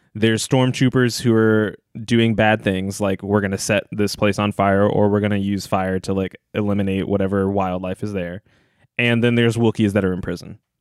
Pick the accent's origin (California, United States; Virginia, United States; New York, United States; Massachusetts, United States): Virginia, United States; Northern; moved away; I'm from, I'm from Northern Virginia